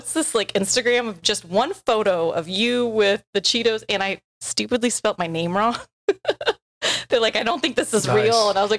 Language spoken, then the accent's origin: English; Chandler, Arizona, United States; I'm from Chandler, actually.